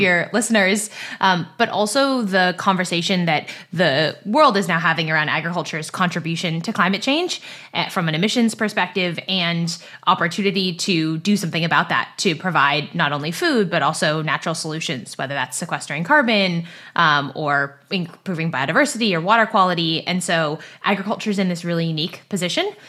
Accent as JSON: {"language": "English", "area": "Silicon Valley", "region": "California", "country": "United States", "tie": "born or raised there", "also_born_or_lived": "East Coast of the US", "moved": "as an adult", "said": "I grew up in Silicon Valley in California, about ten minutes from where Google is based"}